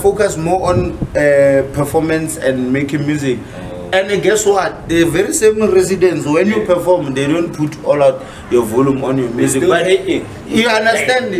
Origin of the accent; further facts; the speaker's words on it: Limpopo, South Africa; moved away; I was born in Limpopo, right? I grew up there, and then I came back this side for schooling.